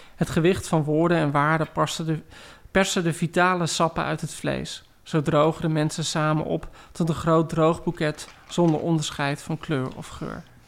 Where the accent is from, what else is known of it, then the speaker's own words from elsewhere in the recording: Heerewaarden, Gelderland, Netherlands; ik groeide op in Heergewaard